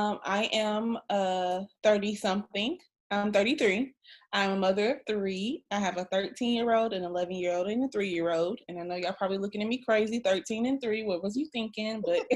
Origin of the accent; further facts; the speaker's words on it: Guam; born there; One fun fact is I was born in Guam.